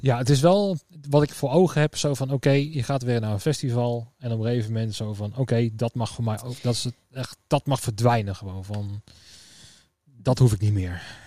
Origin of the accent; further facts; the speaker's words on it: Netherlands; also born or lived in Tiel / Ede / Veenendaal; now in Utrecht, Netherlands; Dus vandaar dat de Tiel, Ede, Veenendaal, dat is ook wel een beetje ja, waar, ja, waar ik een beetje mijn jeugd heb, eh, heb gehad